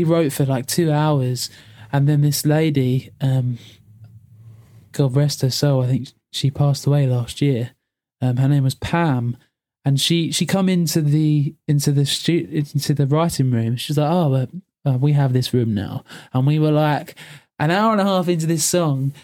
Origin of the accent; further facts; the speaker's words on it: England, United Kingdom; we're just English